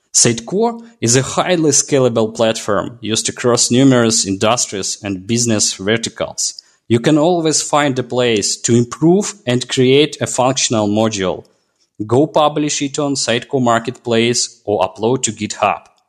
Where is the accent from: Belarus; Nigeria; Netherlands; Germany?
Belarus; I'm from Belarus